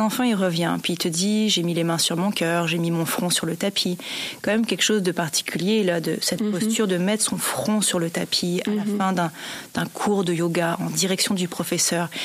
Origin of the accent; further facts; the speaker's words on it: Montreal, Quebec, Canada; j'étais de Montréal